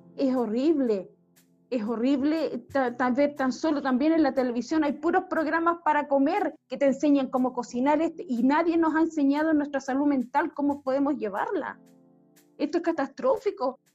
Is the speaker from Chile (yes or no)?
yes; Alto, northern Chile, Chile; yo soy de Alto